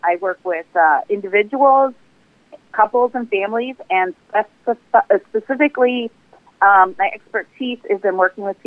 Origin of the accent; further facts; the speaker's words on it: McHenry, Illinois, United States; I actually served on the city council in my hometown, McHenry, which is right next to Ringwood